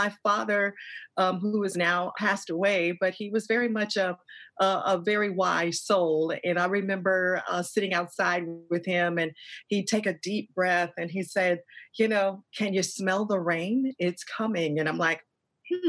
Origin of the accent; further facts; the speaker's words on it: Atlanta, Georgia, United States; moved away; I am from the South. I'm actually in Atlanta, Georgia right now, visiting my mom. So this is home for me.